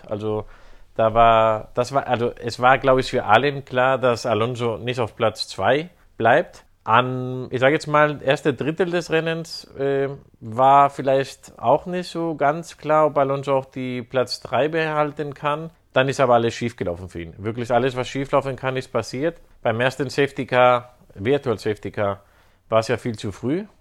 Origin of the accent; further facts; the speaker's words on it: Spain; als Spanier